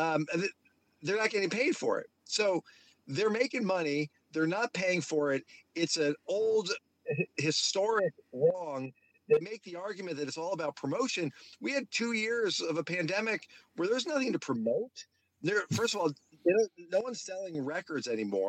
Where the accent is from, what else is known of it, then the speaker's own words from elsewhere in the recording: Northeast Pennsylvania, United States; now in South Florida, United States; I grew up in Northeast Pennsylvania